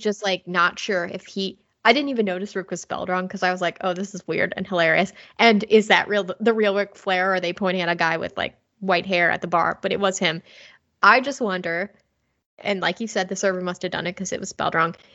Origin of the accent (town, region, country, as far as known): Cincinnati, Ohio, United States